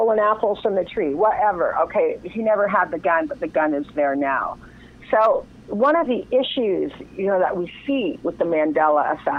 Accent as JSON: {"language": "English", "town": "Windsor", "region": "Ontario", "country": "Canada", "tie": "born or raised there", "said": "I was raised in Windsor, Ontario in Canada"}